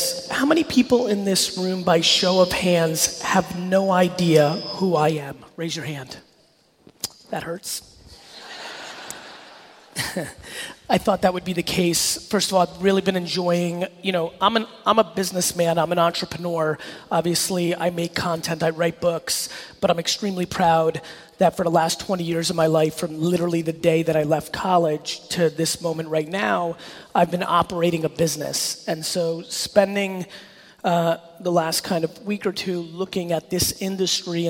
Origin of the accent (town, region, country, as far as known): New York City, New York, United States; born or raised there; also born or lived in Belarus